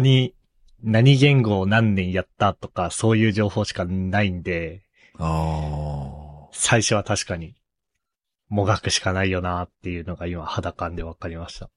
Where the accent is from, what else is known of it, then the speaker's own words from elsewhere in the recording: Sapporo, Hokkaido, Japan; moved away as an adult; now in Tokyo, Japan; 僕の出身の北海道の札幌